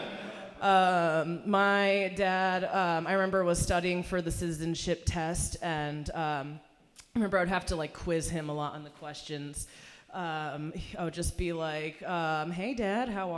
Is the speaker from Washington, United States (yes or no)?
no; Hartford, Connecticut, United States; English is a second language; also born or lived in Iran; I actually grew up in Hartford, Connecticut, in the state capital